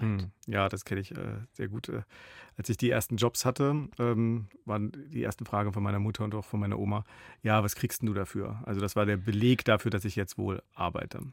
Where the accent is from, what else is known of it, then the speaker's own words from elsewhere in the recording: Baden-Württemberg, Germany; moved away; also born or lived in Berlin; ich bin im Badischen aufgewachsen